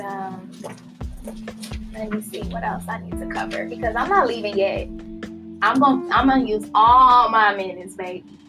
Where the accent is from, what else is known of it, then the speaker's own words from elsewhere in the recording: Los Angeles, California, United States; moved away as an adult; now in Las Vegas, United States; I was born and raised in Los Angeles